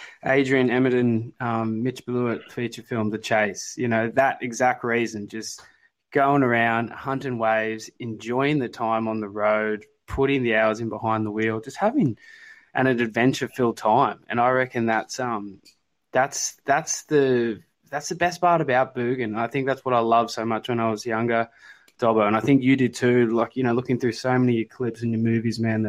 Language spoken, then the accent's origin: English; Grays Point, New South Wales, Australia; I grew up in Grays Point